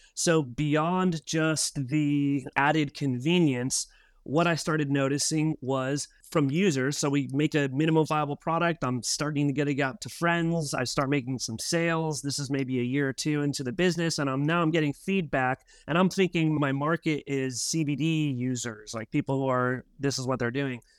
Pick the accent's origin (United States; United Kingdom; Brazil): United States; Albuquerque, New Mexico; moved away as an adult; also born or lived in Oregon; now in San Diego, United States; Myself was born and raised in Albuquerque, New Mexico